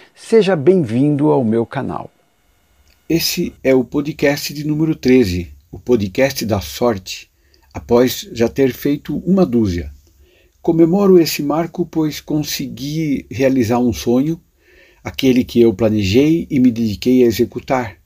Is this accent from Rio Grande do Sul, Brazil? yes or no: no; Buri, São Paulo, Brazil; Na primeira passagem eu tinha oito anos, vivia na cidade de Buri, onde nasci.